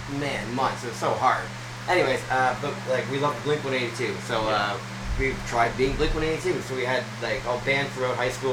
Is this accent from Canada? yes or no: yes; just outside Toronto, Ontario, Canada; now in Nashville, United States; I grew up in just outside Toronto, Ontario, in Canada. So, really close to Buffalo. So, I was like almost American, you know?